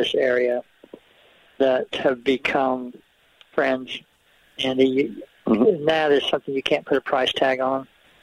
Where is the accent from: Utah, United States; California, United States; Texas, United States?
Utah, United States; Washington City; When I grew up in Washington City, I believe when we were first there, it was about 500 people